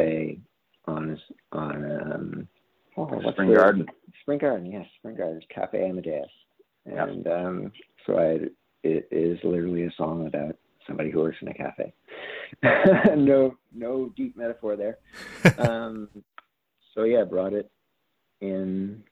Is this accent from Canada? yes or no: yes; Cole Harbour, Nova Scotia, Canada; I'm from Cole Harbour